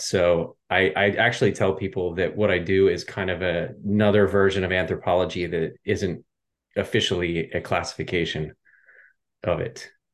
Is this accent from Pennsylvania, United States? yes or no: yes; Pennsylvania outside Philadelphia, United States; moved away as an adult; also born or lived in Lehigh Valley, Pennsylvania; now in Los Angeles, United States; I grew up in Pennsylvania outside uh, Philadelphia.